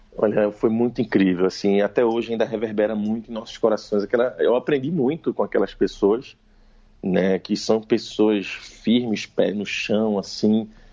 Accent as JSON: {"language": "Portuguese", "region": "Pernambuco", "country": "Brazil", "said": "como um pernambucano, nordestino. Né, é, bom, eu sou muito nordestino, eu posso dizer que meu pai é cearense, minha mãe é paraibana e me conceberam em Pernambuco"}